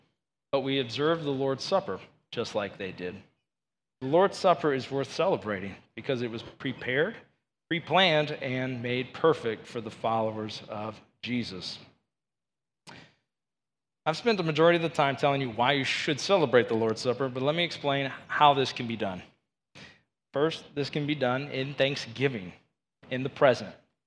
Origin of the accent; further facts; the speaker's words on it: Georgia, United States; moved away as an adult; now in Green Bay, United States; I did not grow up in Wisconsin, and I'm originally from Georgia